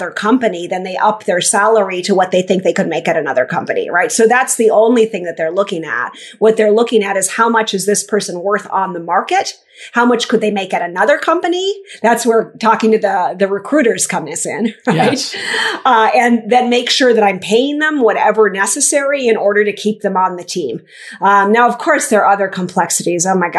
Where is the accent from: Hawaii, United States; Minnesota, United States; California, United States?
Minnesota, United States; I'm from Minnesota. Yeah, not the most international place.